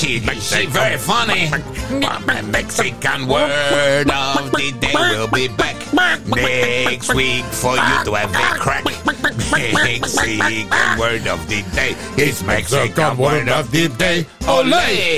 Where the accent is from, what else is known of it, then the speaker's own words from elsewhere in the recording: United Kingdom; No, we're British.